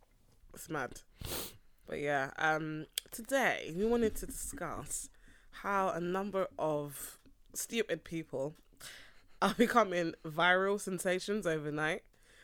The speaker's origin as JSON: {"language": "English", "town": "East London", "region": "London", "country": "United Kingdom", "said": "I'm from East London, innit?"}